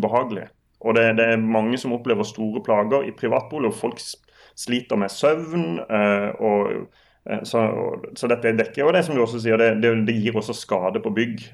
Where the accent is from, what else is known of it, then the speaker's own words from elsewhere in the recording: Sørlandet, Norway; jeg er sørlending, så det er nesten, nesten som italienere